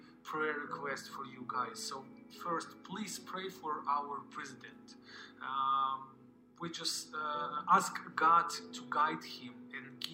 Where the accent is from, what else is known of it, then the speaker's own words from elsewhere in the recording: Ukraine; I am from Ukraine.